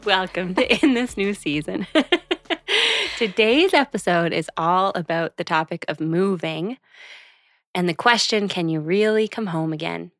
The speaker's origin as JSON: {"language": "English", "town": "Charlottetown", "region": "Prince Edward Island", "country": "Canada", "tie": "born or raised there", "also_born_or_lived": "Sackville, New Brunswick / Fredericton, New Brunswick / Toronto / Los Angeles", "moved": "as an adult", "said": "I grew up in Charlottetown, P"}